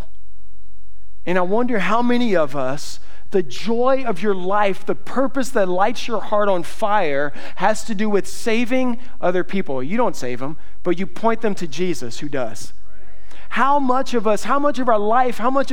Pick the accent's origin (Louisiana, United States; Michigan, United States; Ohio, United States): Louisiana, United States; South; I'm from South Louisiana